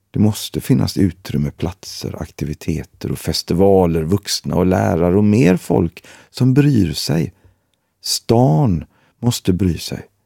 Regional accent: Gothenburg, Västra Götaland, Sweden; Jag har bott i Gbg i 40 år. Det var inte så tufft när jag växte upp i Gårdsten.

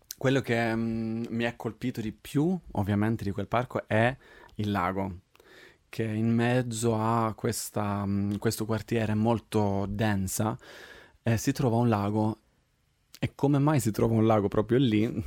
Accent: Sweden; moved away as an adult; now in Rome, Italy; io sono svedese, vengo dall'estremo Roma Nord, cioè la Svezia, però adesso vivo qua da sei anni

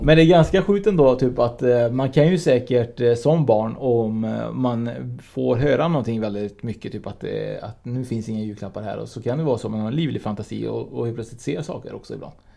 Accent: Uruguay; now in Sweden; Jag är ju från Uruguay och traditionerna finns ju fortfarande kvar i, i, våra, i våra hem

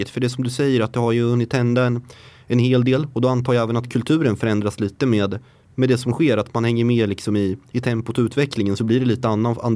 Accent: Northern Norway, Norway; Swedish is a second language; moved away as an adult; now in Sweden; Jag är norrman, ja.

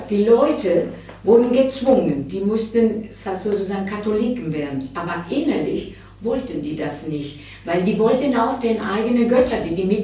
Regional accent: Venezuela; Ich fand immer, dass wir zu wenig Zeit verbracht hatten in Venezuela. Das, wenn ich in Venezuela war, entweder war ich Kind oder dann bin ich im Ausland gegangen, habe ich studiert teilweise.

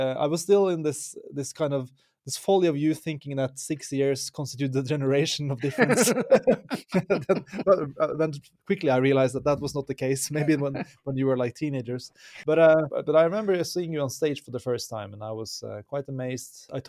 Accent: Norway; English is a second language; Lost in celebration … from Norway.

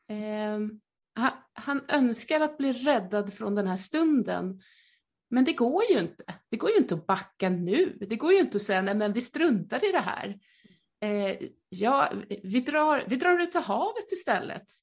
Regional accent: Skåne, Sweden; accent: Skåne; Förlåt min skånska.

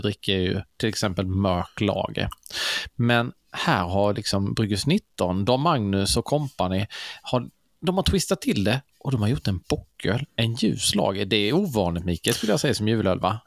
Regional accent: Karlshamn, Blekinge, Sweden; Karlshamn där jag kommer ifrån

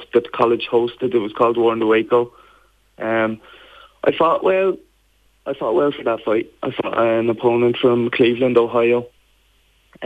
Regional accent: Wexford, County Wexford, Ireland; moved away as an adult; now in West Virginia, United States; I'm originally from Clondara, Clonard

